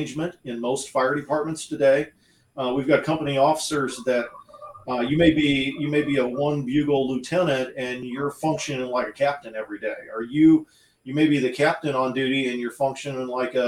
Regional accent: United States; I grew up in the Quad Cities

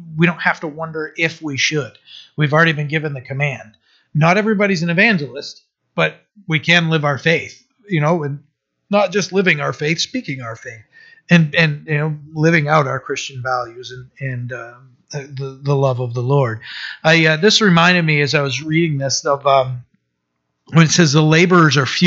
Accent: Maine, United States; I'm from Maine

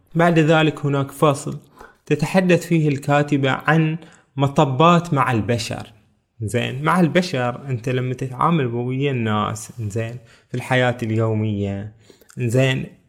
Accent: Bahrain; من بلدنا البحرين

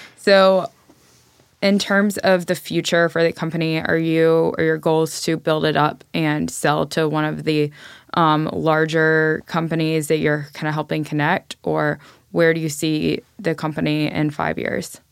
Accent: Nashville, Tennessee, United States; I am from Nashville originally

